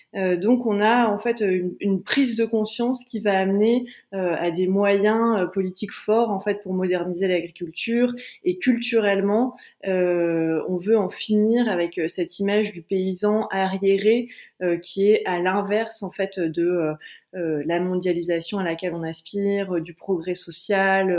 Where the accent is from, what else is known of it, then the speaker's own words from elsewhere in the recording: Calais, Hauts-de-France, France; je viens de Calais